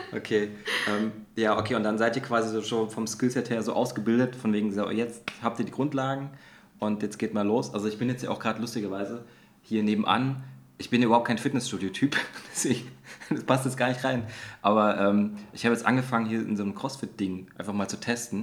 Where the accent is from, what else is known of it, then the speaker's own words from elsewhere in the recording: Dresden, Saxony, Germany; bei uns in Dresden an der Kunsthochschule